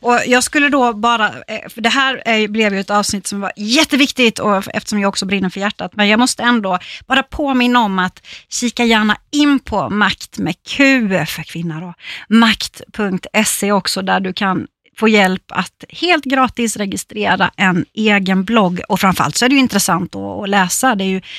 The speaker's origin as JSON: {"language": "Swedish", "region": "Småland", "country": "Sweden", "said": "som vi säger hemma i Småland"}